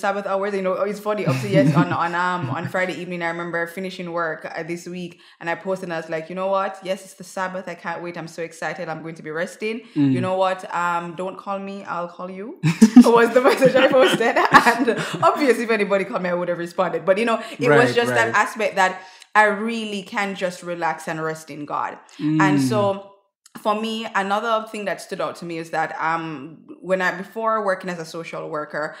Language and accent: English; Jamaica; also born or lived in Greater Vancouver, British Columbia, Canada; now in Vancouver, Canada; So I grew up in Jamaica.